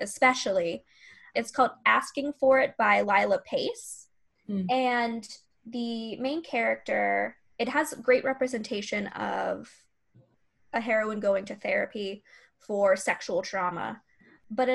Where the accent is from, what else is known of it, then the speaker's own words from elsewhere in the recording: Florida, United States; I'm from Florida